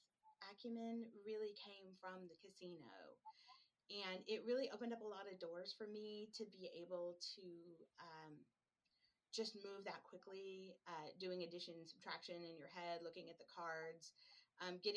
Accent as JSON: {"language": "English", "region": "Midwest", "country": "United States", "also_born_or_lived": "Lake Tahoe", "moved": "as an adult", "lives_now": "Oregon, United States", "said": "I'm actually originally from the Midwest"}